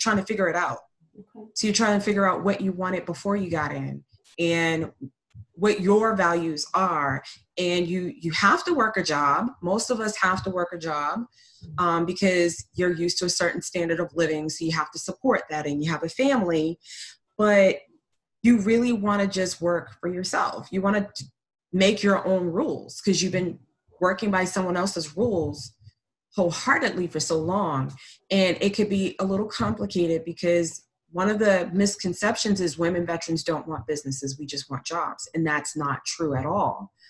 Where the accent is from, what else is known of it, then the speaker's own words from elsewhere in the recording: Boston, Massachusetts, United States; moved away as an adult; I grew up in Boston, and I didn't come down here until 2015 through the military.